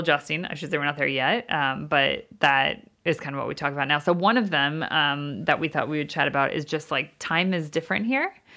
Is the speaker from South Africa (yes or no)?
no; United States; moved away as an adult; now in London, United Kingdom; we're from the States